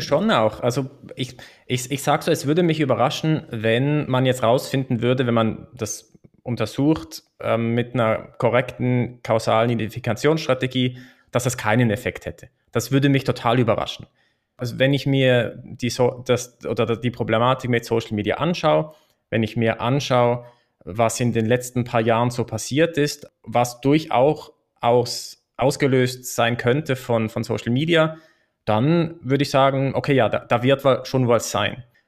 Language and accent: German; Switzerland; in der Schweiz zum Beispiel ist es, glaube ich, schon eine, eine gängige Meinung, dass es, dass es eine Bürger- und Bürgerinnenpflicht ist, abzustimmen. Und das machen wir ja viermal im Jahr